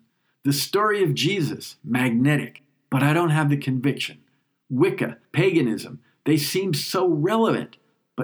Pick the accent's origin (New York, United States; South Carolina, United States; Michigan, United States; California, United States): New York, United States; moved away as an adult; now in Switzerland; But I'm a New Yorker, and it's my first time back since 9/11